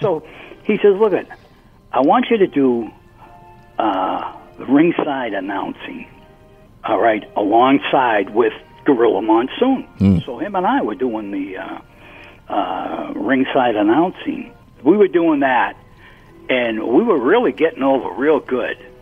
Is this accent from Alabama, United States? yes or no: no; Boston, Massachusetts, United States; born and raised in Dorchester, Massachusetts